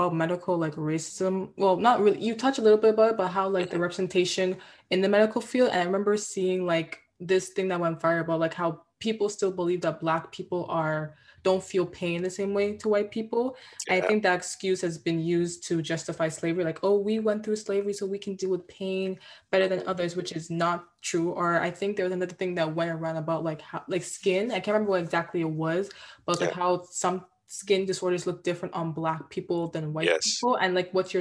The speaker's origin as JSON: {"language": "English", "country": "Nigeria", "said": "I'm Nigerian"}